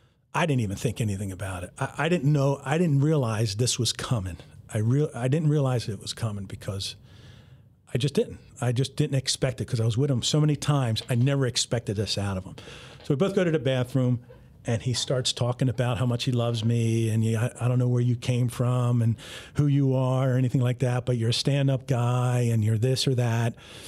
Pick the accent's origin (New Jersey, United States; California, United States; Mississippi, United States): New Jersey, United States; I told him, you know, I told him I'm from North Jersey